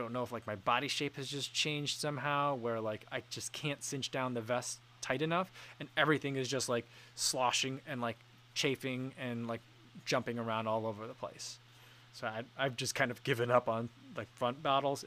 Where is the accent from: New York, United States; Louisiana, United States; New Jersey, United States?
New Jersey, United States; like most Korean kids growing up in New Jersey did